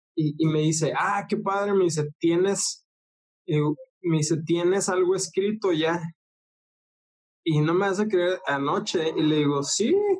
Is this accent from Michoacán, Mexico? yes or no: no; Ciudad Juárez, Chihuahua, Mexico; moved away as an adult; now in Tijuana, Mexico; soy de Ciudad Juárez, Chihuahua, acá en México. Ah, pero ahorita vivo en Tijuana, Baja California